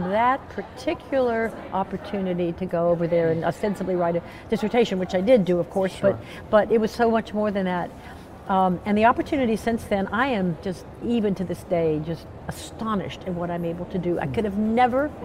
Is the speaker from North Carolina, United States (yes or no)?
no; Roanoke, Virginia, United States; I'm from Roanoke, Virginia